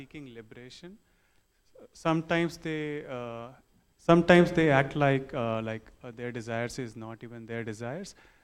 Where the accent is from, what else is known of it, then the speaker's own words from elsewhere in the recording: Varanasi, Uttar Pradesh, India; I come from Varanasi, where a lot of people they seek liberation